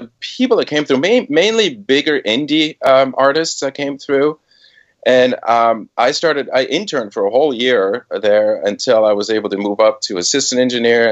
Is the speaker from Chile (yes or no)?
no; Switzerland; moved away as an adult; also born or lived in Boston / New York / San Francisco Bay Area; I was born and raised in Switzerland